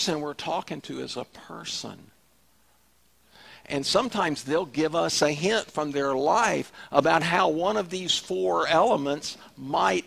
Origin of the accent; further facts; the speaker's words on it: the South, United States; We're from the South